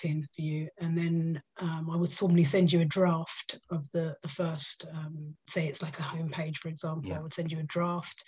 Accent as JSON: {"language": "English", "region": "London", "country": "United Kingdom", "accent": "Cockney", "said": "I'm from East London, so I'm a bit of a Cockney"}